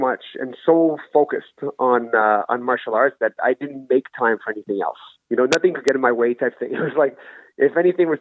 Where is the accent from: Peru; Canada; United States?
Canada; Ottawa, Ontario; also born or lived in Gabon; I was born in Gabon, but I was living in Ottawa at the time. I've been living out in Ottawa since I was 7 years old